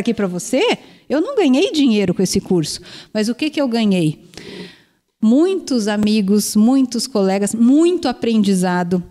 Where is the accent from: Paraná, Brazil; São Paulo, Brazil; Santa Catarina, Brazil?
Paraná, Brazil; Curitiba; moved away as an adult; also born or lived in Umuarama / Araçatuba; eu sou de Curitiba, mas eu estudei fora